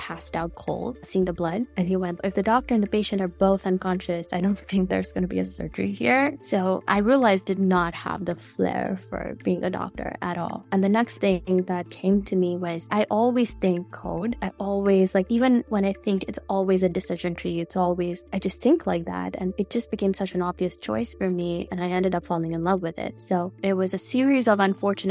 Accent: New Delhi, Delhi, India; I grew up in New Delhi, India

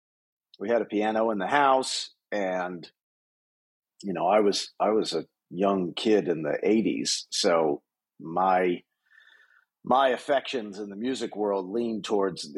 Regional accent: outside of Philadelphia, Pennsylvania, United States; moved away as an adult; now in Los Angeles, United States; I grew up on the East Coast, right outside of Philadelphia

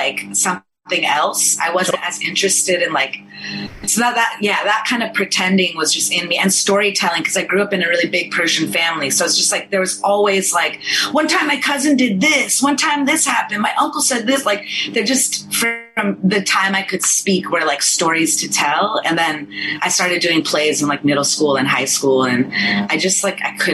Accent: United States; accent: American; first language Farsi; English is a second language; also born or lived in Iran (ancestry); now in New York, United States; I'm first generation Iranian American. So I was born in the States

